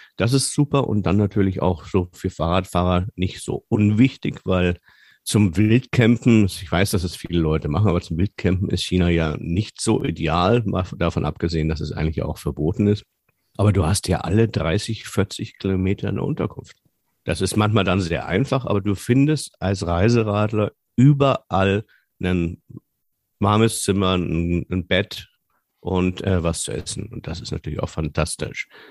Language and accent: German; Germany; als Europäer oder als Deutscher